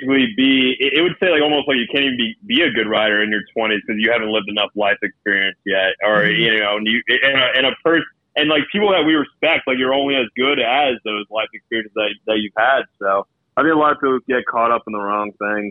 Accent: New Jersey, United States; moved away as an adult; now in New York, United States; growing up in Central Jersey

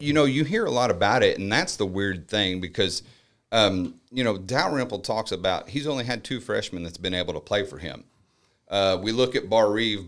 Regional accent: United States; We grew up in El Nor together

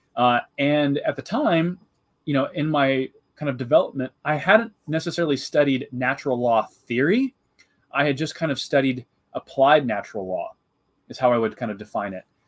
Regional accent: Jacksonville, Illinois, United States; I'm originally from Central Illinois. I grew up uh, in kind of the cornfields of, of Jacksonville, Illinois

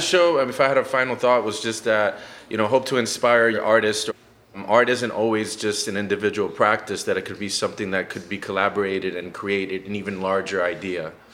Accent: Miami, Florida, United States; moved away as an adult; now in New Haven, United States; I'm also from Miami where we all

